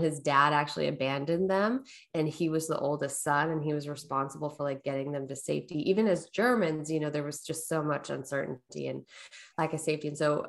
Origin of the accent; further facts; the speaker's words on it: Portland, Oregon, United States; also born or lived in Southern California; Yeah, I was born in Southern California. When I was about 7, we moved up to Portland, Oregon area.